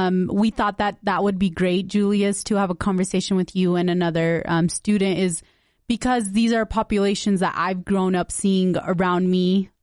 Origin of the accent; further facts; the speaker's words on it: West Valley City, Utah, United States; And I'm just really happy we both went to Granger. We're from West Valley. We're always representing.